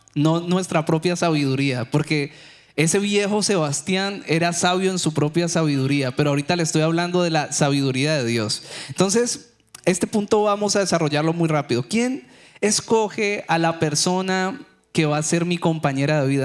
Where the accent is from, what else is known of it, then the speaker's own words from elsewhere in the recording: Cali, Valle del Cauca, Colombia; moved away as an adult; now in United States; Cali, de donde soy yo